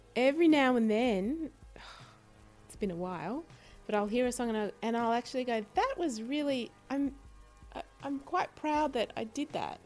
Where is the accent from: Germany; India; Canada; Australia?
Australia; Sydney, New South Wales; moved away; also born or lived in Chicago; when I grew up in Sydney